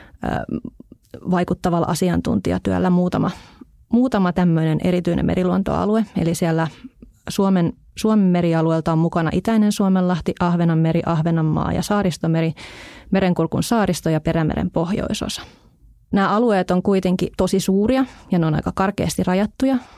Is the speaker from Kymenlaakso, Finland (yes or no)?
yes; Hamina, Kymenlaakso, Finland; minun kotipuolessani tuolla Hamina edustalla oleva Summanlahti